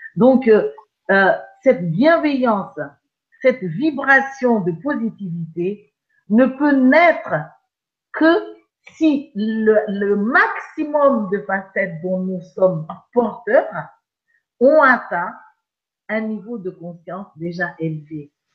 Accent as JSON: {"language": "French", "country": "Madagascar", "tie": "born or raised there", "said": "je suis née à Madagascar"}